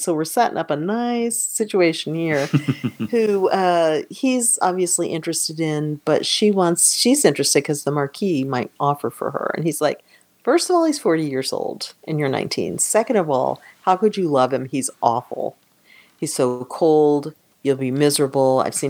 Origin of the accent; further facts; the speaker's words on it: United States; We're American.